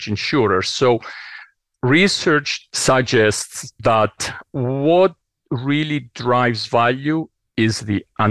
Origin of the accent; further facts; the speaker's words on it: Cyprus; also born or lived in New York; now in Princeton, United States; So hometown, I grew up on the island of Cyprus. As you can tell from the accent, never leaves you.